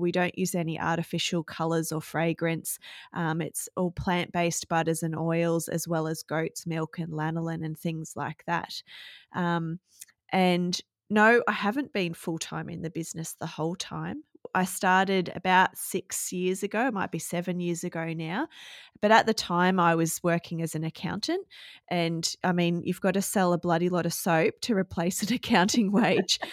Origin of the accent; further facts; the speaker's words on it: Gold Coast, Queensland, Australia; moved away as an adult; now in Cohuna, Australia; I was born and bred on the Gold Coast and lived there for my, the first thirty years of my life